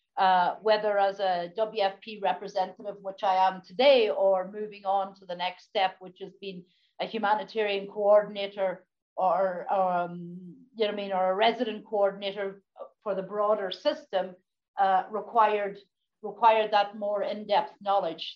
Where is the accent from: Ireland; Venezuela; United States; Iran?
Ireland; Donegal, Ulster; as a, youngster growing up in Donegal